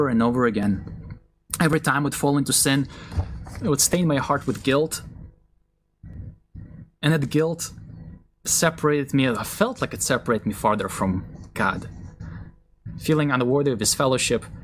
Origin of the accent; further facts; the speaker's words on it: Israel; I grew up in a Russian Jewish family. My parents believed in Jesus when I was still a young boy. So even though we were raised in Israel